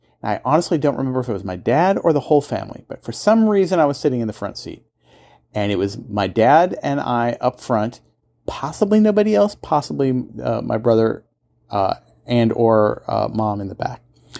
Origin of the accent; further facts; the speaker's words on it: Kansas and Nebraska, Midwest, United States; So I grew up in Kansas and Nebraska. And if you're familiar with rural part of the Midwest, there are towns, but they're the small towns tend to be pretty far apart.